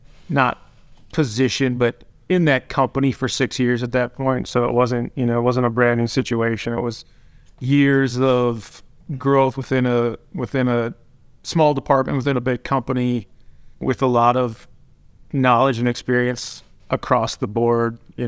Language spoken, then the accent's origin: English; Minnesota, United States; So I grew up in a small town, like 3,000 people, South Central Minnesota.